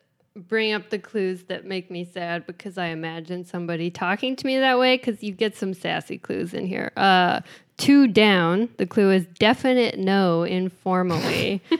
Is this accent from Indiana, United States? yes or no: yes; Indiana, United States; I'm from Indiana.